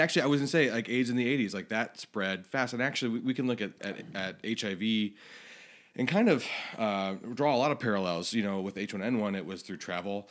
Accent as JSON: {"language": "English", "region": "Florida", "country": "United States", "tie": "born or raised there", "moved": "yes", "said": "I grew up in Florida"}